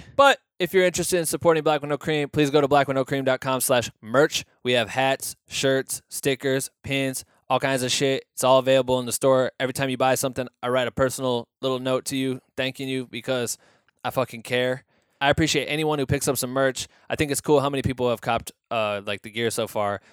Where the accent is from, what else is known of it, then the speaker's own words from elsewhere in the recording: Iowa, United States; growing up in Iowa, being very close to farming too